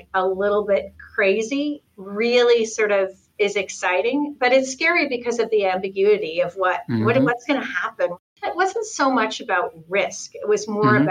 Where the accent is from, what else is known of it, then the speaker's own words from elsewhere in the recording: Toronto, Ontario, Canada; moved away as an adult; also born or lived in New York City; now in Los Angeles, United States; I'm from Toronto originally